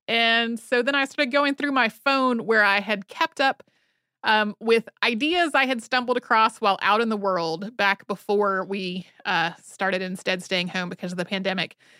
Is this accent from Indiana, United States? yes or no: no; North Carolina, United States; moved away; I grew up in North Carolina